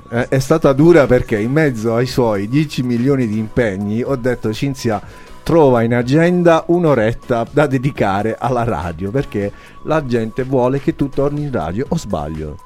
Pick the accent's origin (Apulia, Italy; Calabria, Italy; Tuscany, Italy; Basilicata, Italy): Apulia, Italy; noi qui in Puglia abbiamo l'uso